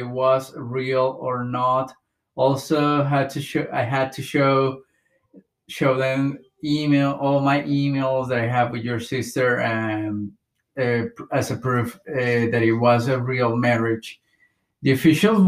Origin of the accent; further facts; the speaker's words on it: Bogotá, Colombia; moved away as an adult; now in United States; I came to this country in 2015. I moved here from Bogota, Colombia.